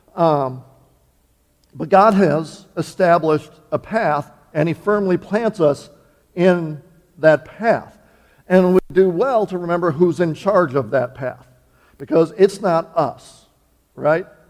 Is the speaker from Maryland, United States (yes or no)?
no; Wisconsin, United States; moved away; I was born and raised in Wisconsin, but I'm here in the promised land now